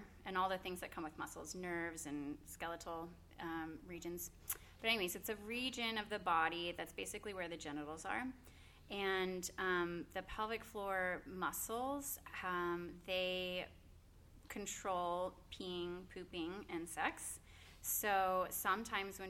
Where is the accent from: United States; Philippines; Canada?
United States; Norman, Oklahoma; I'm born and raised in Norman, went to Norman North